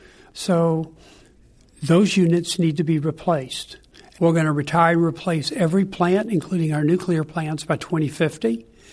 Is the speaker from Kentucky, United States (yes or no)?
yes; Kentucky, United States; I grew up in Kentucky. As they say in Kentucky, there's only three things you can do: coal mine, moonshine, or get on down the line.